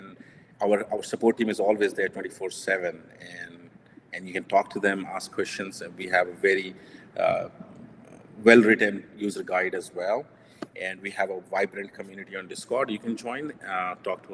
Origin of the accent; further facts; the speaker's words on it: India; I'm Indian, so we value gold